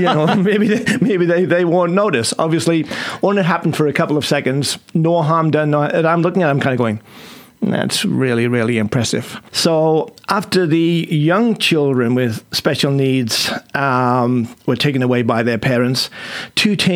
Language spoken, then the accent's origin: English; England, United Kingdom; moved away; you can probably tell I'm English.